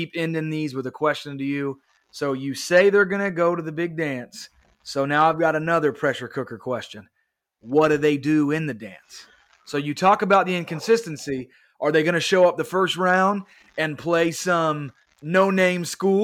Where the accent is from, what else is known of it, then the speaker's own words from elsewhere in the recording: Kansas City, United States; growing up in Kansas City